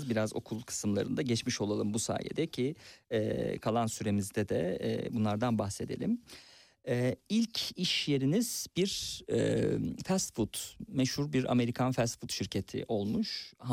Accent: Turkey; now in Germany; Almanca öğrenmemekte direniyordum. Ben Türk'üm diyordum. Türklüğüme sahip çıkıyor. Köye dönmeyi istiyordum.

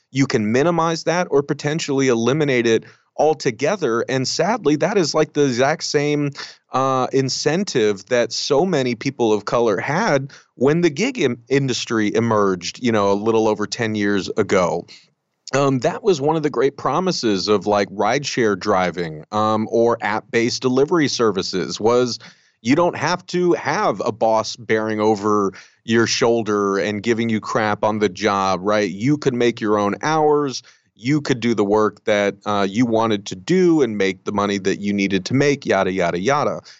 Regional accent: United States; I grew up very conservative. Um, you know, I'm I'm Mexican American, um, and I look it right.

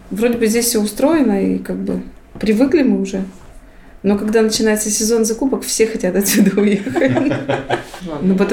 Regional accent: Ukraine; now in Solovetsky Islands, Russia; Сами мы с Украины. Сами мы не местные.

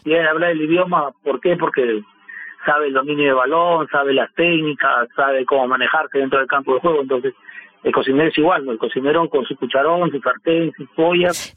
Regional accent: Peru; moved away as an adult; also born or lived in Lima; now in Moscow, Russia; vine solo del Perú

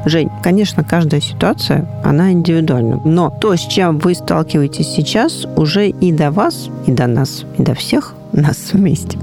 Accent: Saint Petersburg, Russia; мой родной город

